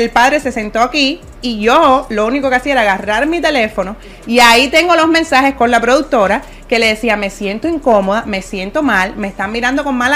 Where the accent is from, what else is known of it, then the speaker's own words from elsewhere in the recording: Cuba; moved away as an adult; Porque soy cubana y porque viví en Cuba hasta los 21 años.